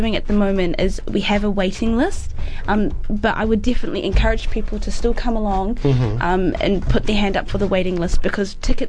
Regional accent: Somalia; moved away; I'm actually from Somalia

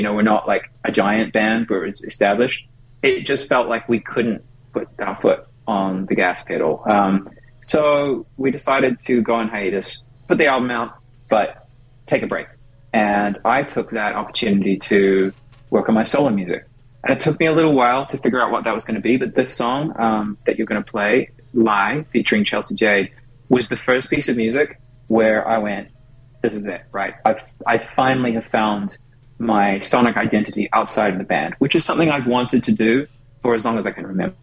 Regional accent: New Zealand; moved away as an adult; also born or lived in Auckland; now in United States; being a New Zealander

